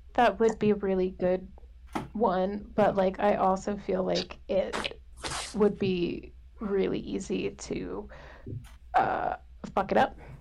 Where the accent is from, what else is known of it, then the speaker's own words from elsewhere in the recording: Southern California, United States; I grew up in Southern California